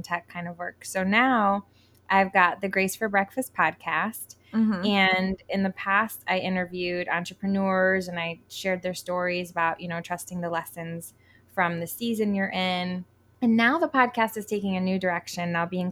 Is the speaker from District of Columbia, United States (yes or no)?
no; Connecticut, United States; moved away as an adult; also born or lived in New York / Colorado; now in Puerto Rico; I'm originally from New York and I was born there, but I grew up technically in Connecticut